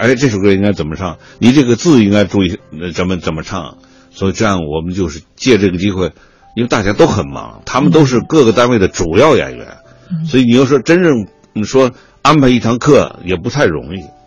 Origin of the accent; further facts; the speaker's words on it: Tianjin, China; moved away; also born or lived in Inner Mongolia; 我从，从离开我的家乡天津，我就到了草原，到了内蒙